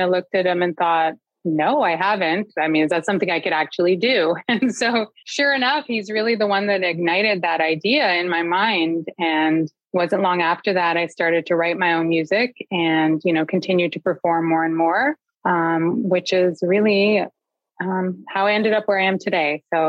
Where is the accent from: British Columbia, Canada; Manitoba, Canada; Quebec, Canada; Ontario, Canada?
Ontario, Canada; Toronto; growing up in Scarborough